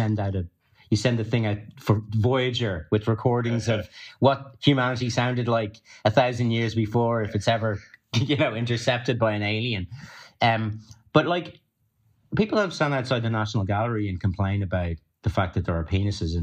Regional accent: Ireland; being Irish and having that background

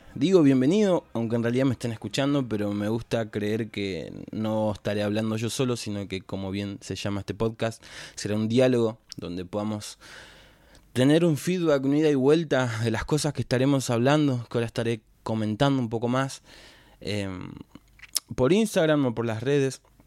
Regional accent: Florencio Varela, Buenos Aires Province, Argentina; soy de Florencio Varela, de zona sur, Argentina, tengo 26 años

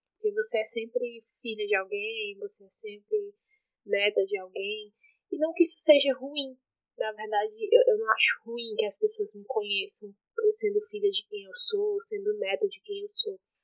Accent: Icó, Ceará, Brazil; also born or lived in Iguatu, Ceará; now in Fortaleza, Brazil; Eu nasci no Iguatu, um município que fica no interior do Ceará, e fui criada no Icó, uma cidade bem próxima a que eu nasci

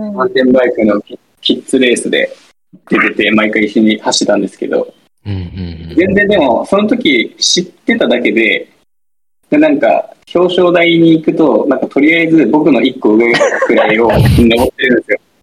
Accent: Kumamoto, Japan; もともと僕も熊本出身なんで

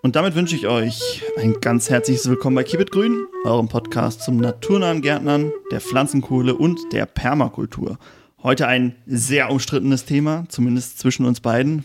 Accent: Germany; als Deutscher

